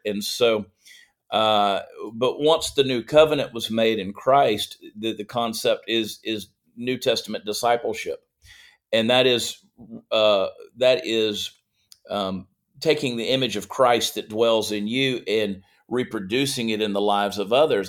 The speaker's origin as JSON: {"language": "English", "town": "Augusta", "region": "Georgia", "country": "United States", "tie": "born or raised there", "also_born_or_lived": "New Jersey / Columbia, South Carolina", "said": "grew up in Georgia"}